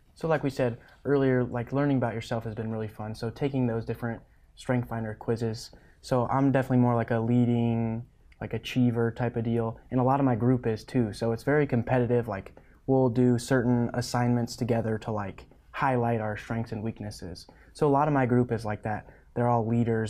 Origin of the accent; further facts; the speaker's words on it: Stapleton, Nebraska, United States; so I grew up in Stapleton, Nebraska, right above North Platte on the interstate, thirty miles. So I grew up on our family ranch there